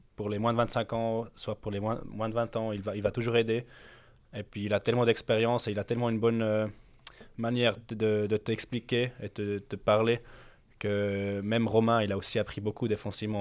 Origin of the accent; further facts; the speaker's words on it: Zurich, Switzerland; moved away as an adult; also born or lived in London; now in Lausanne, Switzerland; je suis né à Londres, après, j'ai grandi à Zurich après, de Zurich